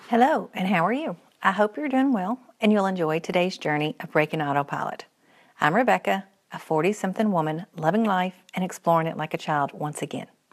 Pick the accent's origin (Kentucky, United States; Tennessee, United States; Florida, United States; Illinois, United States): Kentucky, United States; Henderson; moved away as an adult; also born or lived in Morehead, Kentucky; now in Central Kentucky, United States; I was born in Purcell's, Central Kentucky, moving in third grade to Henderson, Western Kentucky, where I'd graduate from high school